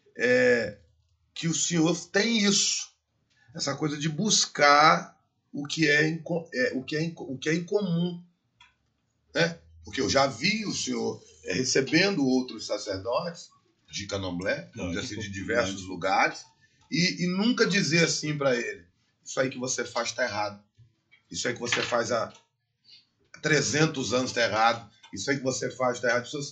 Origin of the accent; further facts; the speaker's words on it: Brazil; E eu sou brasileiro e conheço as leis do, do meu país